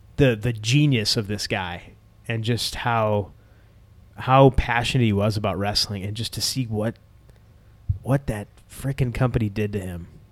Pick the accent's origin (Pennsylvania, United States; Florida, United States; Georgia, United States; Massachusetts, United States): Massachusetts, United States; Boston; When I was growing up, it was always a sold out Boston Garden